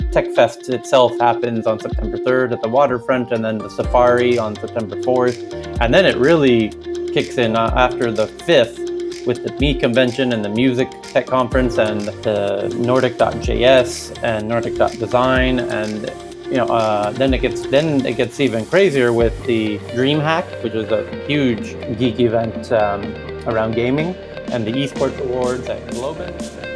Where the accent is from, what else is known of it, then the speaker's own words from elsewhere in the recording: United States; now in Stockholm, Sweden; as an American